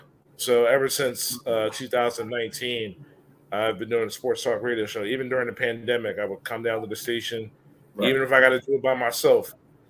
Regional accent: Philadelphia, Pennsylvania, United States; I grew up in Philly.

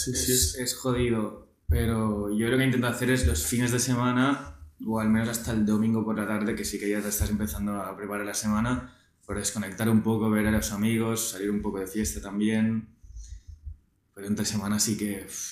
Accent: Barcelona, Catalonia, Spain; 24 eh, años de Barcelona de toda la vida

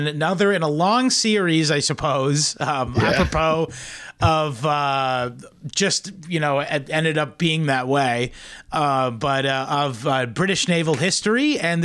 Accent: New England, United States; Oh, I am from New England, don't forget. So we do call, we call like a shopping cart, we call it a carriage.

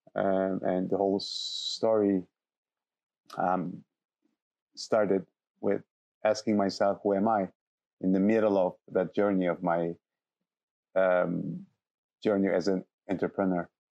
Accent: Istanbul, Turkey; moved away as an adult; also born or lived in south of Turkey; now in Alto Paraíso de Goiás, Brazil; I'm, I'm from Istanbul and I grew up in Istanbul

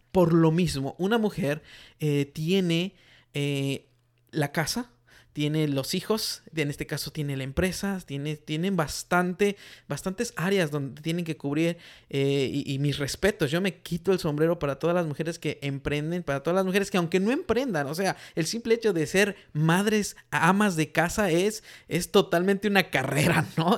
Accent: Mexico; now in United States; de donde yo vengo en México, la mayoría de mujeres no trabaja

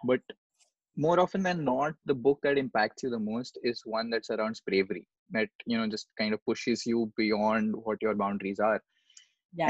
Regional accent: India; There are almost 135 crore people here.

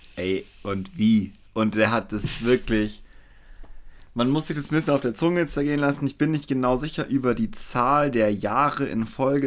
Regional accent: Weilheim, Germany; in Weilheim, wo ich groß geworden bin

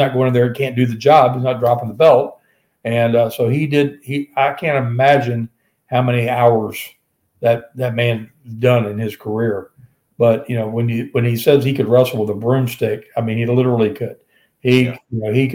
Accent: Norfolk, Virginia, United States; the Norfolk Coliseum where I grew up

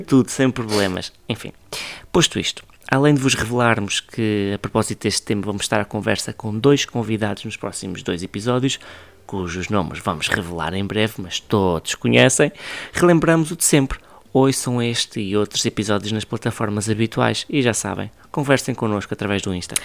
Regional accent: Ribatejo, Portugal; E eu sou do Ribatejo

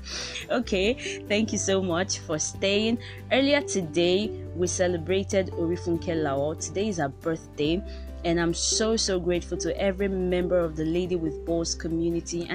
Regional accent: Nigeria; I'm a Nigerian. I live in Lagos. I speak English, Yoruba, and a little bit of French

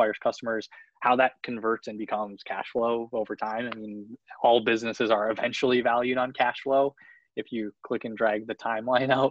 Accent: Michigan, United States; also born or lived in Winnipeg, Manitoba, Canada; I'm originally from Winnipeg, Manitoba, up in the middle of nowhere in Canada. Moved to Michigan with my parents when I was nine.

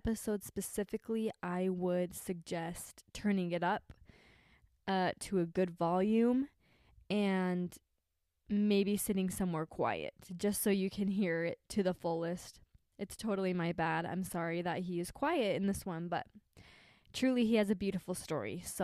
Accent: St. George, Utah, United States; moved away as an adult; now in Kentucky, United States; we're in St. George right now, and where I grew up

